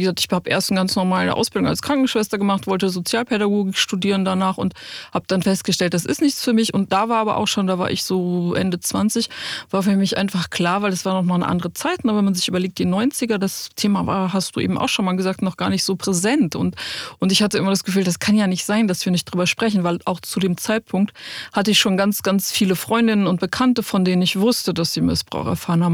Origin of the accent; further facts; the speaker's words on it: a small village near Cologne, North Rhine-Westphalia, Germany; kleinen Dorf in der Nähe von Köln, wo ich groß geworden bin